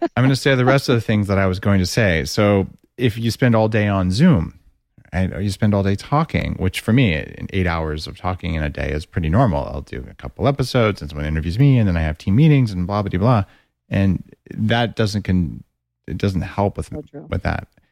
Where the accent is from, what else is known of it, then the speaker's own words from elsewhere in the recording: United States; moved away; also born or lived in Canada; I'm American